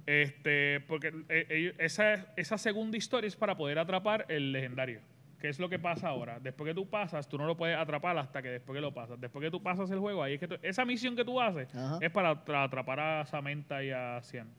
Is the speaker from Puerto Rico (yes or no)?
yes; Puerto Rico; Dragon Ball Z y Pokémon, que los daban aquí en Puerto Rico a la misma vez